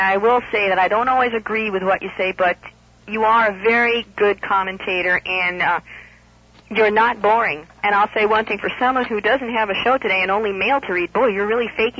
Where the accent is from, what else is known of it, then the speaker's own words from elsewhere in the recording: California, United States; moved away as an adult; now in Miami, United States; I grew up at a time in California where there were no Cubans.